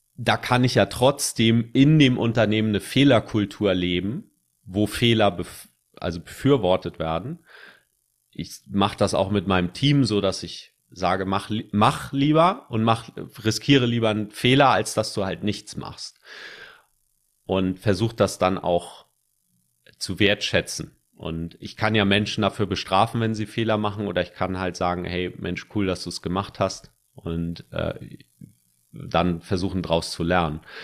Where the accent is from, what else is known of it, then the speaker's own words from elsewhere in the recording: Germany; accent: German; sobald ich Englisch rede, hört man, dass ich Deutscher bin, weil ich einen krassen Akzent habe